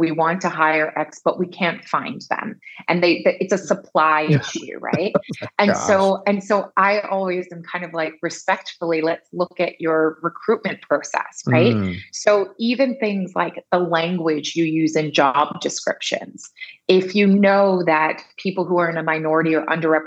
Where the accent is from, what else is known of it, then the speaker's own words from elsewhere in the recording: Bermuda; I'm originally from Bermuda